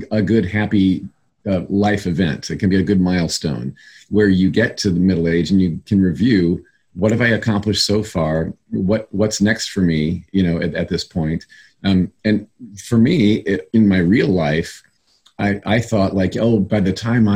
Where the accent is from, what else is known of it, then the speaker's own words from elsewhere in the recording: Indiana, United States; moved away; back in my home state of Indiana, where I come from.